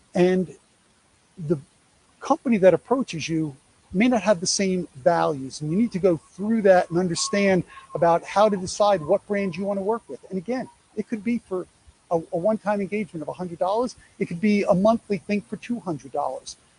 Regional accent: New York, United States; I'm a Yankee

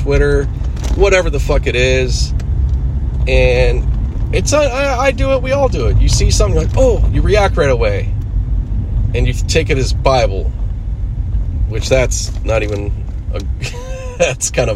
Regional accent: Pittsburgh, Pennsylvania, United States; accent: East Coast; now in Los Angeles, United States; I'm born here and I grew up, you know, I grew up back east. I grew up in Pittsburgh, but I've lived here most of my life.

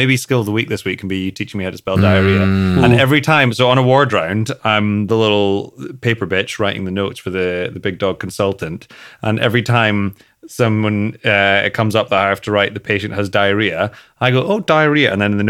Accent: Scotland, United Kingdom; And I'm Scottish, yeah.

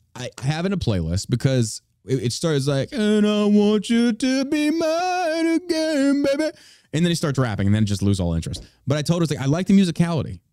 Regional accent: Beaumont, Texas, United States; I was raised in Beaumont, near Beaumont, Texas.

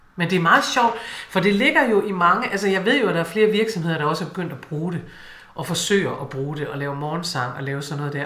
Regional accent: Aalborg, North Denmark Region, Denmark; snakke ligesom hjemme i Aalborg

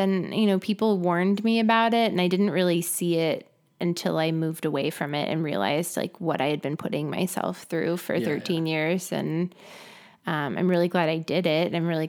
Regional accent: La Crescenta, California, United States; No, I grew up in La Crescenta, just north, well, Glendale, earlier, North Glendale.

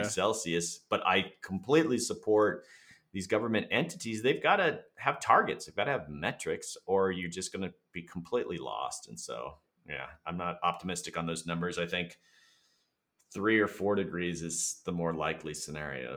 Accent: Florida, United States; I'm from Florida. I'm a native Floridian

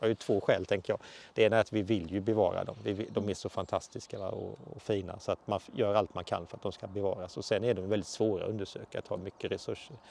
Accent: Halland County, Sweden; also born or lived in Småland; now in Skåne, Sweden; jag är ju uppvuxen i Halland, bor i Skåne och har jobbat väldigt mycket i Småland.

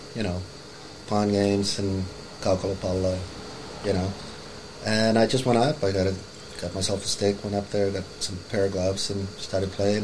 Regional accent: Helsinki, Uusimaa, Finland; moved away as an adult; now in Los Angeles, United States; grew up in Finland. I'm from Helsinki, Finland, uh, from Nullipura

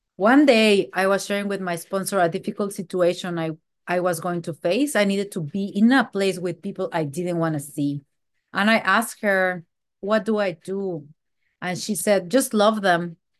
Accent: Mexico; moved away; I am from Mexico

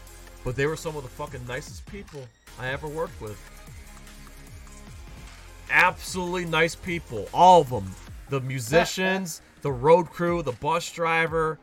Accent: New York, United States; I'm from New York

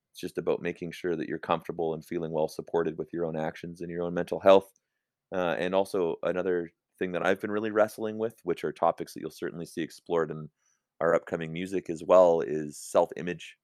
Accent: Calgary, Alberta, Canada; moved away; I grew up in Silver Springs

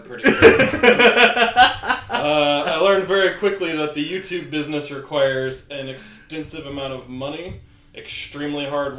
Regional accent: United States; I'm an American

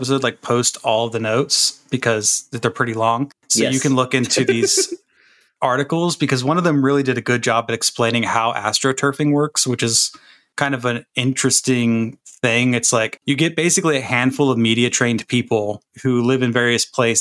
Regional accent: Florida, United States; I grew up in Florida

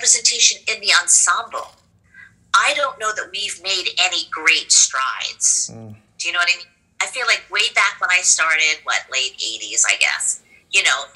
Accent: Hawaii, United States; where I grew up in Hawaii

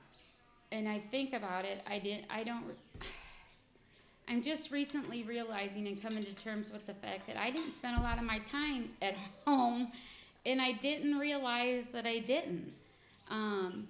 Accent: Ferguson, Missouri, United States; growing up in Ferguson

